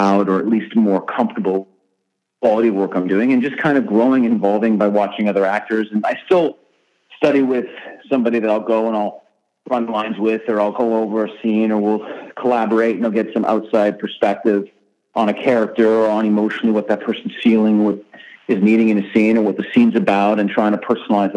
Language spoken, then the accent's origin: English; Canada; I grew up in Canada